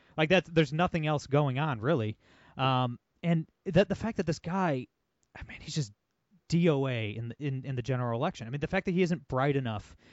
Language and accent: English; Ohio, United States; Ohio, my home state